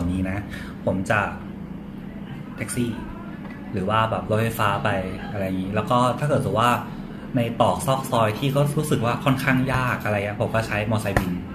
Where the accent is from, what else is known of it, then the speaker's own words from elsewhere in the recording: Chanthaburi, Thailand; moved away as an adult; now in Bangkok, Thailand; ผมเป็นคนจันทบุรีครับแล้วก็มาอยู่กรุงเทพตอนเรียนแบบมหาลัย